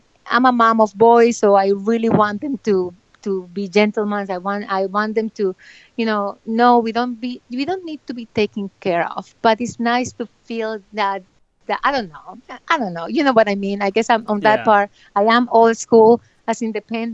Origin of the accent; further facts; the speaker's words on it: Bucaramanga, Santander, Colombia; moved away; I'm from Bucaramanga